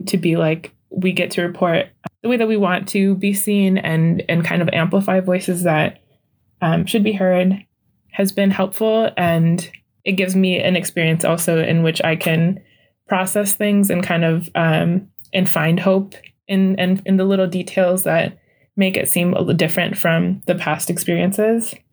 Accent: Saint Paul, Minnesota, United States; I'm from Saint Paul, and I've been here

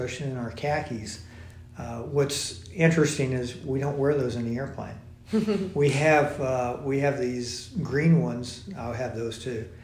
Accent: Dallas, Texas, United States; I'm from the Dallas area

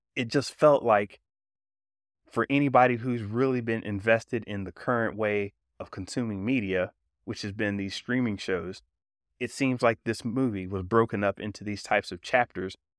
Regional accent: South Georgia, North Florida, United States; now in California, United States; I grew up in North Florida, South Georgia.

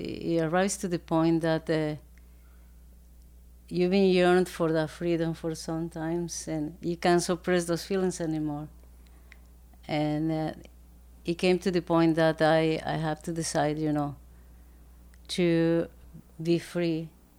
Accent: Ecuador; English is a second language; also born or lived in Montreal, Canada; now in Edmonton, Canada; I'm from Ecuador

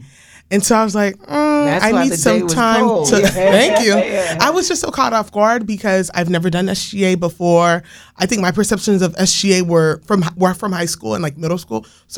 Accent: Haiti; now in United States; I'm not originally from the United States, so I was born in Haiti and raised there for a little bit

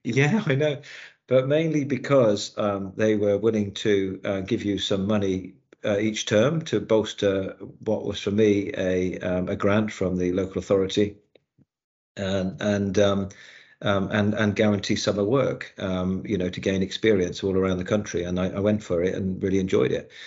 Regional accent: Newquay, South West England, United Kingdom; moved away; I was brought up in Newquay in Cornwall

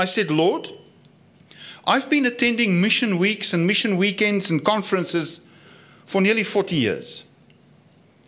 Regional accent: South Africa; accent: Afrikaans; my Afrikaans accent

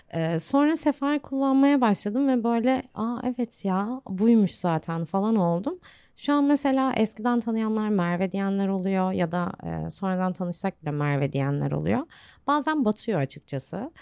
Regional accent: Bursa, Turkey; now in Antalya, Turkey

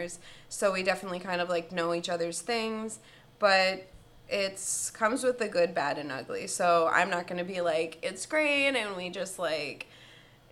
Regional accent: Washington Crossing, Pennsylvania, United States; moved away as an adult; also born or lived in Vail / Martha's Vineyard / Philadelphia / Yardley, Pennsylvania, United States; I grew up in Washington Crossing, and I moved around to a couple of places

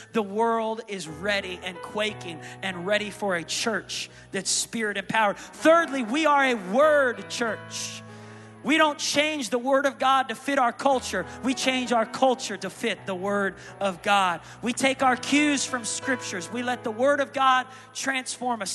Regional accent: Tulsa, Oklahoma, United States; I'm from the Tulsa, Oklahoma

